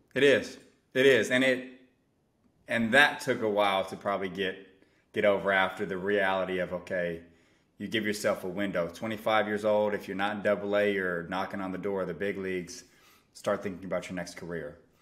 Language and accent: English; San Francisco Bay Area, California, United States; born and raised in the San Francisco Bay Area